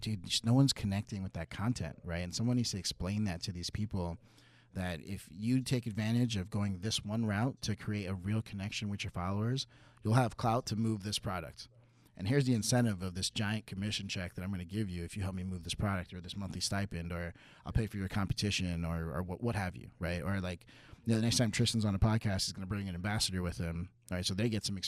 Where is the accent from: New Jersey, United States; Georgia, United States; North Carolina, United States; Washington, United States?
New Jersey, United States; I'm from Jersey.